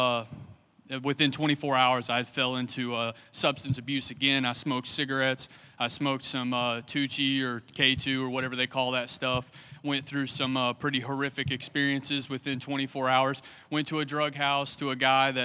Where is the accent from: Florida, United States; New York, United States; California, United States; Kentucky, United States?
Kentucky, United States; Somerset; moved away as an adult; now in Lakeland, United States; I'm from Kentucky